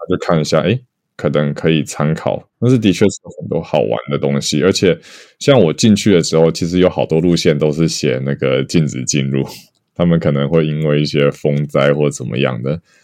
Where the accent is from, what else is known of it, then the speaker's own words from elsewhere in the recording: Taiwan; moved away as an adult; also born or lived in Japan; 我们台湾人